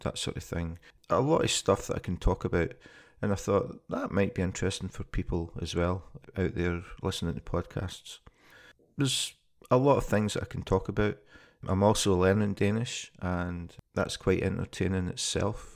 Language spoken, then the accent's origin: English; Scotland, United Kingdom; moved away as an adult; now in Copenhagen, Denmark; I'm originally from Scotland, and I moved to Copenhagen in two thousand and twelve.